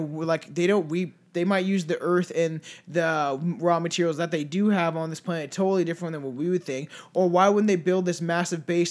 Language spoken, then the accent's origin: English; Canada; we're French Canadian